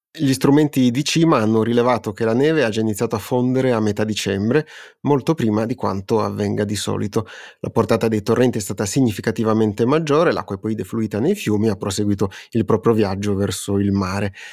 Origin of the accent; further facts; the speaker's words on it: Turin, Piedmont, Italy; una piccola questione personale che da torinesi sentiamo molto